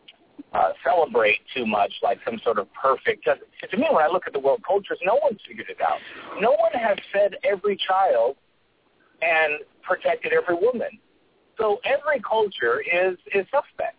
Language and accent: English; United States; I'm an American. I could say Samoan American.